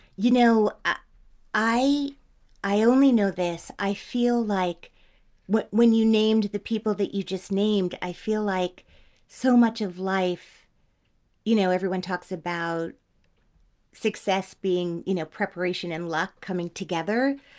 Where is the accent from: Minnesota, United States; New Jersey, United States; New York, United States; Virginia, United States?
New Jersey, United States; Teaneck; I'm eighteen years old. I don't, I, I'm from Teaneck.